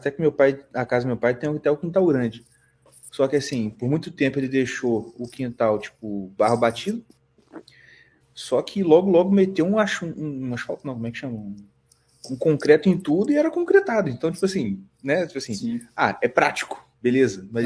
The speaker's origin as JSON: {"language": "Portuguese", "area": "Baixada Fluminense", "region": "Rio de Janeiro", "country": "Brazil", "tie": "born or raised there", "moved": "as an adult", "said": "eu nasci na Baixada Fluminense e fiquei a vida inteira lá quase."}